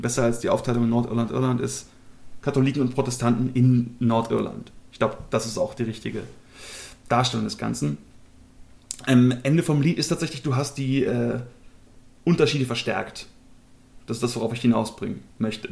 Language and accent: German; Germany; Als Deutsche